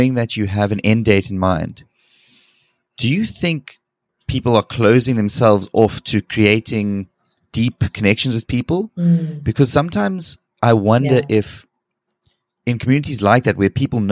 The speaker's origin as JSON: {"language": "English", "town": "Cape Town", "region": "Western Cape", "country": "South Africa", "tie": "born or raised there", "moved": "as an adult", "lives_now": "South Korea", "said": "growing up in Cape Town"}